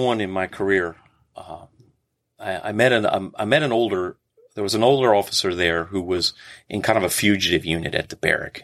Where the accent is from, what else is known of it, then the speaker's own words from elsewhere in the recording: Prince George's County, Maryland, United States; I grew up in Prince George's County